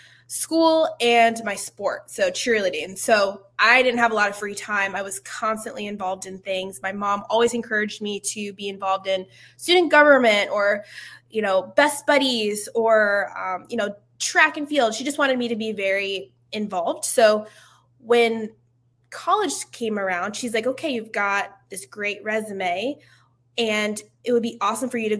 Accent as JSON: {"language": "English", "town": "Stroudsburg", "region": "Pennsylvania", "country": "United States", "also_born_or_lived": "Atlanta / California", "moved": "as an adult", "said": "I'm originally from Stroudsburg, Pennsylvania, and East Coast girl"}